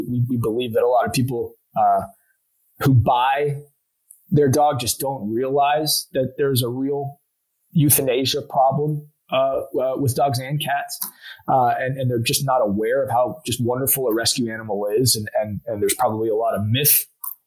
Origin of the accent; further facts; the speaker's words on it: Houston, Texas, United States; also born or lived in Austin; now in Dallas, United States; From Houston originally. Went to school at UT, ended up in Dallas